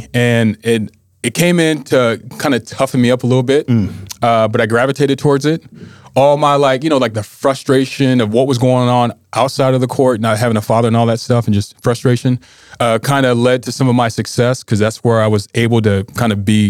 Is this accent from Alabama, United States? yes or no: no; Anchorage, Alaska, United States; I am from Anchorage.